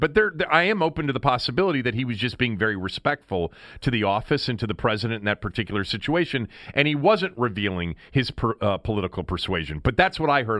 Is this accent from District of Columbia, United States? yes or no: yes; Washington, District of Columbia, United States; I'm from here, I'm born here, I, I've lived here my entire life